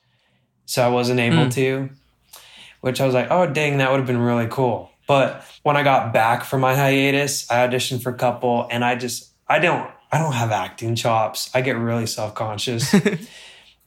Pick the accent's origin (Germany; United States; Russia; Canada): United States; Utah; also born or lived in Miami, Florida; I grew up in Utah